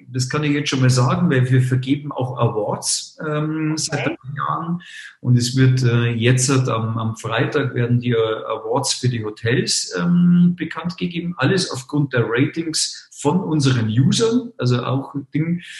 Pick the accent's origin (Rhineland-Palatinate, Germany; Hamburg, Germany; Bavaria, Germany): Bavaria, Germany; Munich; born there; und ich bin in München geboren, ich gebe es zu. Also ähm, bin gebürtiger Münchner, geborener Münchner.